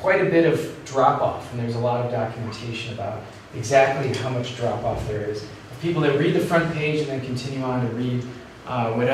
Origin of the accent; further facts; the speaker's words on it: United States; accent: American; moved away as an adult; now in Oxford, United Kingdom; my exotic American accent